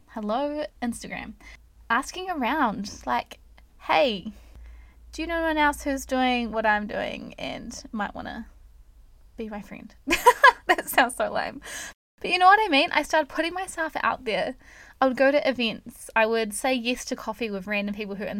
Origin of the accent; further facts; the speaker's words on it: New Zealand; I am not American, I am a Kiwi